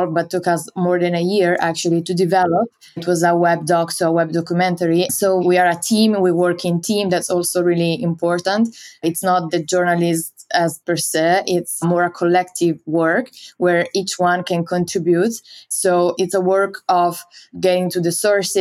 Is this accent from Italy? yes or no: yes; Como, Lombardy, Italy; moved away as an adult; now in Berlin, Germany; I am originally from Como in the north of Italy, but now I live and work mostly in Berlin.